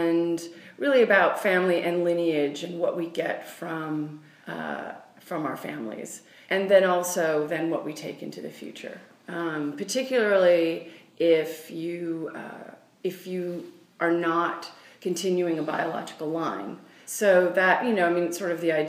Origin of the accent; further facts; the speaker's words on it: Washington, United States; where I grew up, which is in Washington State